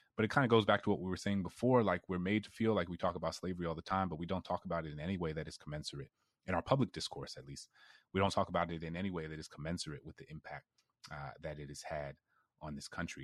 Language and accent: English; New Orleans, Louisiana, United States; I grew up in New Orleans